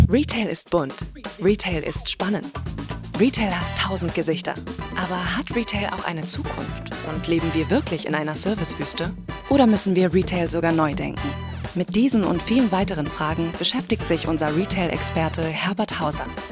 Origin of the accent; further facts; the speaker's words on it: Kiel, Schleswig-Holstein, Germany; moved away; also born or lived in Hamburg / Munich / London / New York; ich bin eine geborene und in Kiel aufgewachsene Kieler Sprotte